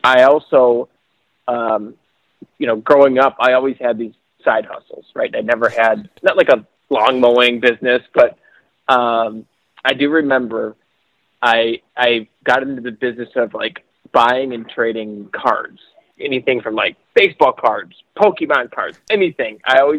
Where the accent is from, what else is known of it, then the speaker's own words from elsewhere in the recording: Michigan, United States; I'm from Michigan.